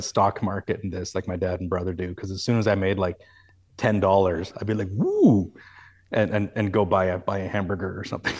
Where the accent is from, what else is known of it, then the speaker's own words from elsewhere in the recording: Canada; And I maybe that's just part of being Canadian, but you know, I just don't see it that way.